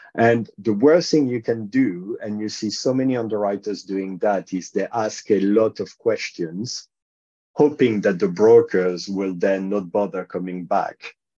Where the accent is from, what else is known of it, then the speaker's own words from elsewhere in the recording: France; accent: French; English is a second language; moved away as an adult; also born or lived in United Kingdom; now in London, United Kingdom; as you can tell from my quite strong accent, I'm a Frenchman. Uh, I've actually lived in the UK longer than I've lived in France